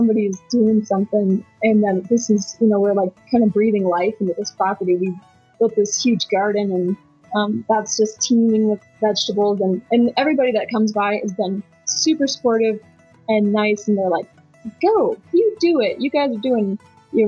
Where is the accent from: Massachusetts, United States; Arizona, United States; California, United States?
Arizona, United States; now in Lyons, United States; I'm from Arizona originally, and it's just kind of hot and hotter